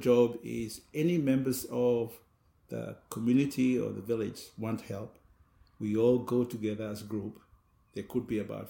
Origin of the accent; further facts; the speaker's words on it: Solomon Islands; we live on an artificial island in a lagoon, and we usually go and plant our food crops on the mainland and fetch water.